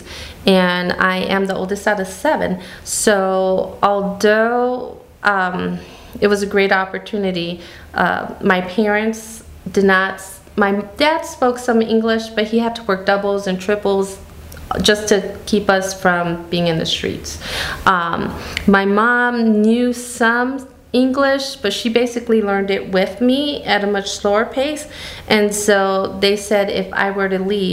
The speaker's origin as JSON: {"language": "English", "town": "Gary", "region": "Indiana", "country": "United States", "tie": "born or raised there", "said": "We were raised in Gary, Indiana, but our summers were in Mexico"}